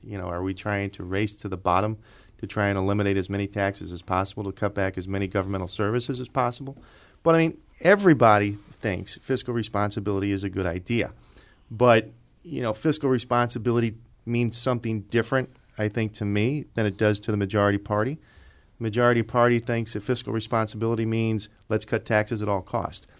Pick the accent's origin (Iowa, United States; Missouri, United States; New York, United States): Missouri, United States; Arnold; now in St. Louis, United States; I grew up in Jefferson County